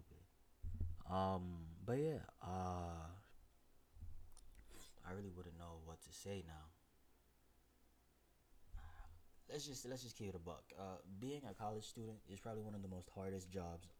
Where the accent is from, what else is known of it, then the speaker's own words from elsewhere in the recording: New York City, New York, United States; Born and raised in Brooklyn